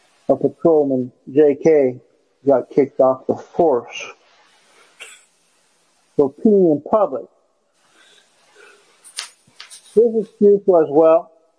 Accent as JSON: {"language": "English", "town": "Burlington", "country": "United States", "tie": "born or raised there", "said": "We moved from West Burlington to Burlington"}